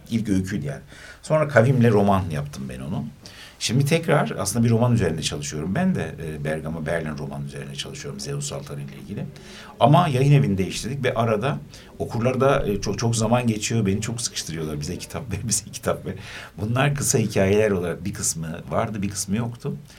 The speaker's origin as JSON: {"language": "Turkish", "region": "Gaziantep", "country": "Turkey", "said": "ben Antepliyim"}